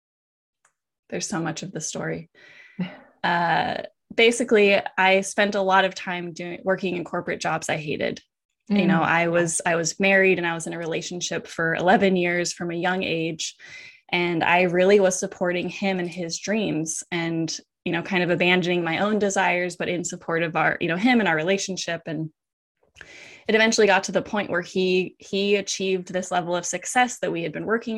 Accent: Washington, United States; moved away as an adult; also born or lived in Hawaii; I moved from Hawaii back to Washington where I grew up.

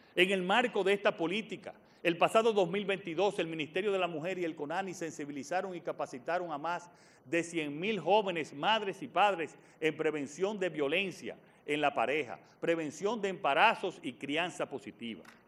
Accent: Dominican Republic; esta República Dominicana que estamos construyendo

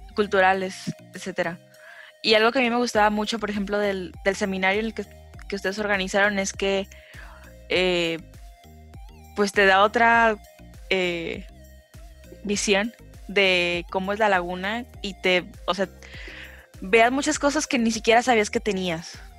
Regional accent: Gómez Palacio, Durango, Mexico; also born or lived in Torreón; yo soy de Gómez. Eh, y he vivido toda mi vida en Gómez

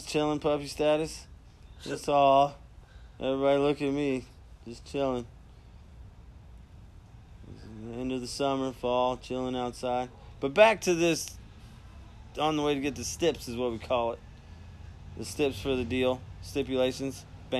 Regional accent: Mississippi, United States; I'm from Mississippi. And I was a crazy white guy at one point hanging out with you.

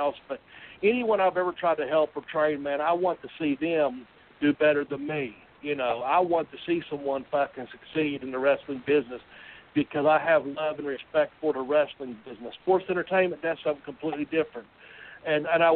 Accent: Nashville, Tennessee, United States; I'm from Nashville

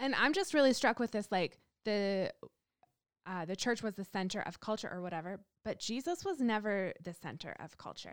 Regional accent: Canada; moved away as an adult; also born or lived in Kansas City; now in Denver, United States; growing up in Canada, where we're obviously the nicest people

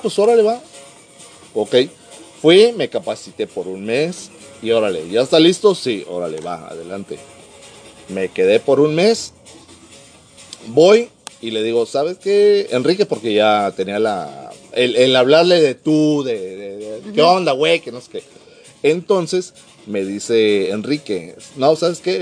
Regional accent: Mexico City, Mexico; also born or lived in Tampico, Tamaulipas; now in Mexicali, Mexico; Soy originario de la Ciudad de México, del CDMX, pero por muchos años estuve en Tampico, Tamaulipas

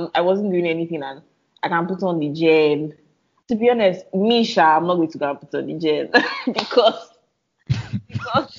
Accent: Nigeria; I'm Nigerian, right? And growing up Nigerian

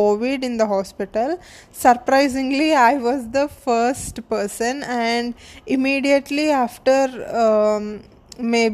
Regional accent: India; I'm from India and I'm a model and an actor

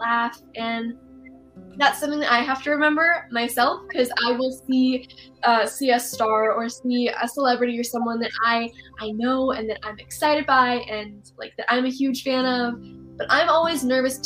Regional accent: Texas, United States; my hometown in Texas.

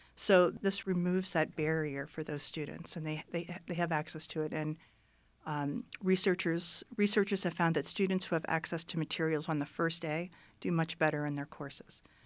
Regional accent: Youngstown, Ohio, United States; moved away as an adult; also born or lived in Florida; now in Reno, United States; I grew up in Ohio, I grew up in a, in Youngstown

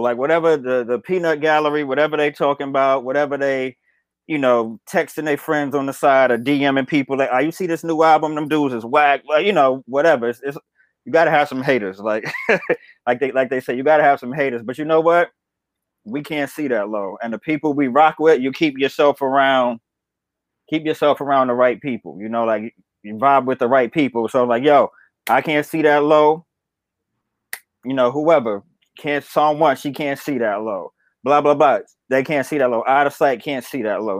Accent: New York City, New York, United States; I'm from Bed Stuy

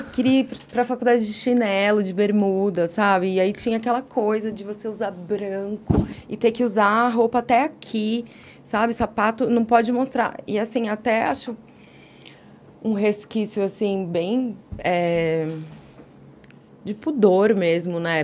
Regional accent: Guarulhos, São Paulo, Brazil; moved away as an adult; also born or lived in Vila Mariana, São Paulo; now in São Paulo, Brazil; nasci em Guarulhos, passei boa parte da minha vida lá, até mais ou menos uns 18, 20 anos

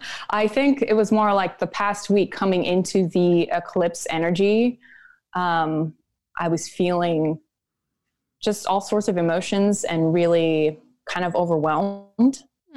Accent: North Dakota, United States; born there; also born or lived in Minnesota / Nebraska / Oregon / California; I was born in North Dakota and I moved a lot. So I was in like Minnesota, Nebraska, Oregon, California. I moved quite a bit.

